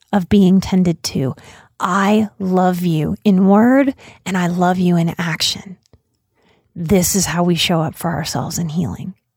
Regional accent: United States; As an American

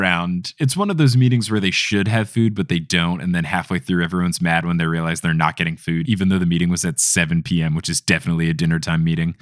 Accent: United States; I am an American boy

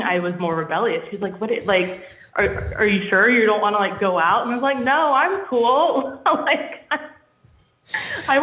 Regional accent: Virginia, United States; now in Massachusetts, United States; I'm originally from Virginia, and now I live in Massachusetts

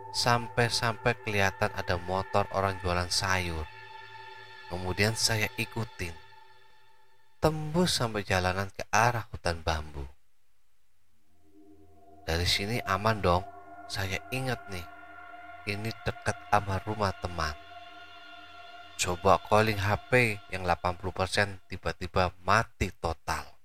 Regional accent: Surabaya, East Java, Indonesia; Sekedar info, saya orang Surabaya nggak hafal nama jalan yang hafal cuma arah dan ancer-ancer saja.

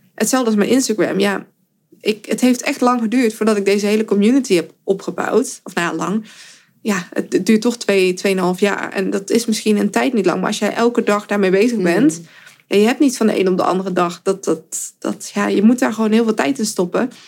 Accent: 's-Hertogenbosch, North Brabant, Netherlands; in Den Bosch, waar ik vandaan kom

